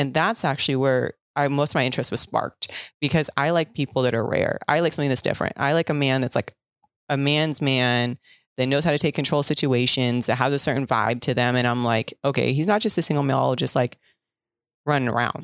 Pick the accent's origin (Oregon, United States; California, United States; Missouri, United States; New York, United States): California, United States; Southern; I'm from SoCal